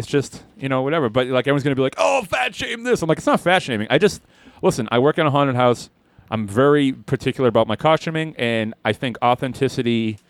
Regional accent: Boston, Massachusetts, United States; we're from Boston

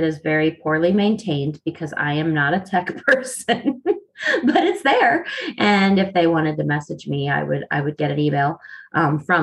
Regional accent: the North, United States; now in the South, United States; I live in the South and everybody gets on me because I'm supposed to be drinking sweet tea. But I'm originally from the North.

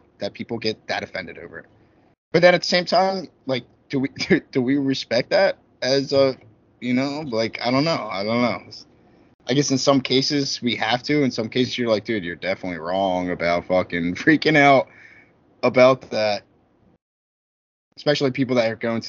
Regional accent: Philadelphia, Pennsylvania, United States; I'm from Philly

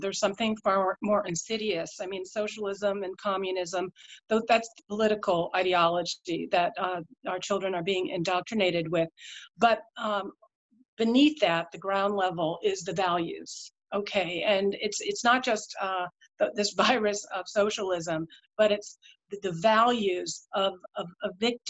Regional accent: India; born there; moved away; My parents, I was born in India. I was new to town

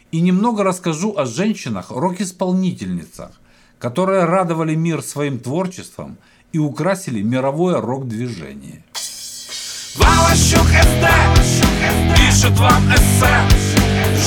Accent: Ukraine; я родом с Украины

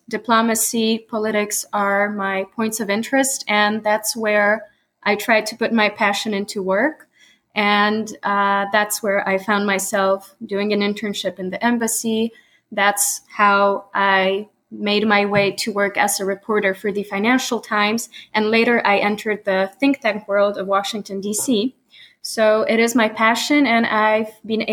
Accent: Poland; first language Polish and English; moved away as an adult; now in United States; I was born in the US. However, later I was schooled in Europe. I'm a Polish American, and both languages are my native language

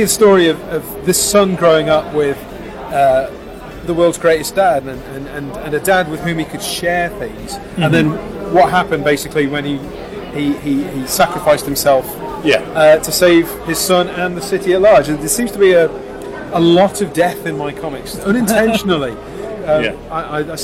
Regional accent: Telford, West Midlands, United Kingdom; I'm actually from Telford

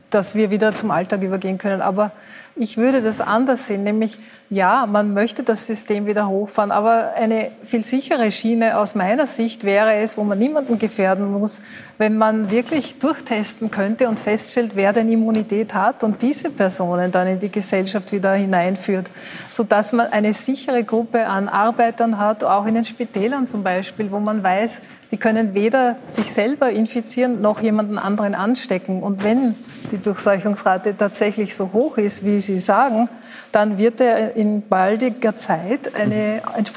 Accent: Austria; Ich als Österreicher, wir haben einen Generationenvertrag hier.

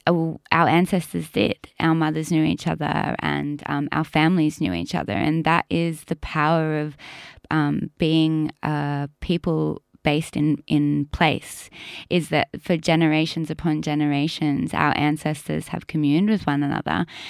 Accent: Australia; growing up in Indigenous communities most of my life

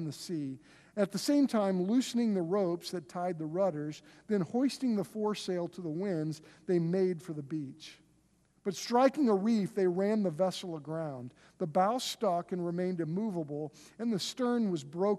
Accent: Oklahoma, United States; we're from Oklahoma

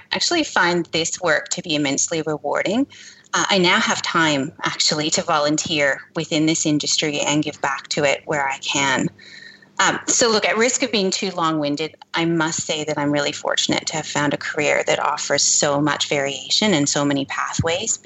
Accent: Canada; accent: Canadian; moved away; I began my career in Canada. If you couldn't tell by my accent

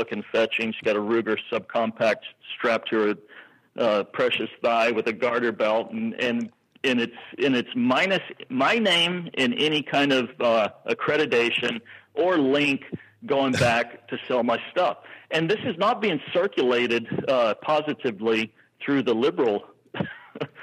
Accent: Texas, United States; I'm a Texan.

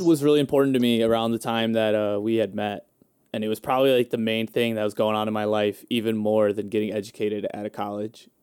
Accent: Hammond, Indiana, United States

